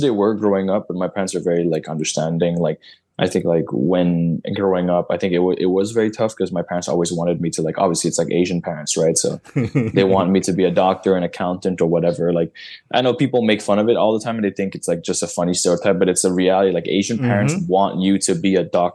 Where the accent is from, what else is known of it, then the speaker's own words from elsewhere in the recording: Montreal, Quebec, Canada; I was born and raised here